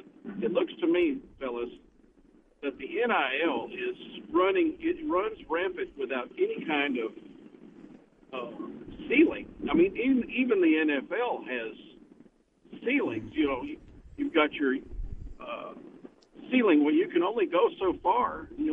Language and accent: English; Arkansas, United States; also born or lived in South Carolina / North Little Rock, Arkansas; I went to South Carolina, but I grew up in Arkansas